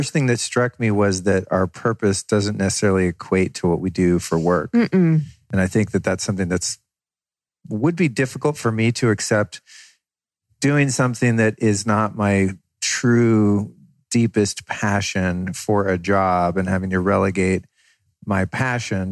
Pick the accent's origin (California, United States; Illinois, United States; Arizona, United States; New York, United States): California, United States; Northern; moved away; also born or lived in Colorado / Idaho; I grew up in Northern California and also lived in Colorado and Idaho